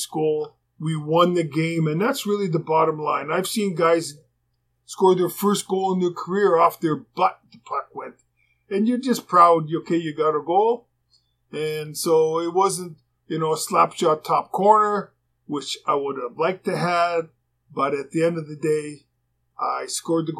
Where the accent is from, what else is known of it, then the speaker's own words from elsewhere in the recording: Canada; being a Canadian